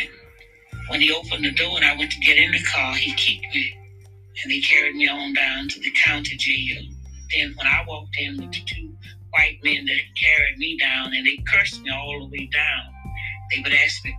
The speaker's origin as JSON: {"language": "English", "town": "Louisville", "region": "Kentucky", "country": "United States", "said": "he asked me where I was from, and I told him I was from Louisville"}